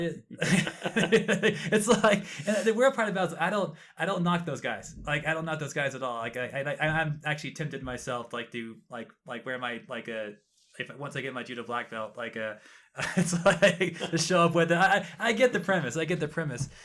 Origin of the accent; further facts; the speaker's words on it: Texas, United States; moved away; I was born and raised in Texas